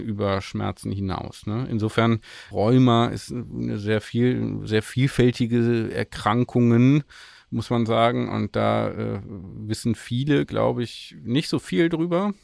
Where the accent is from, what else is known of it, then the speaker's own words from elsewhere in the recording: Grevenbroich, North Rhine-Westphalia, Germany; da wo ich aufgewachsen bin, an Grevenbruch vorbei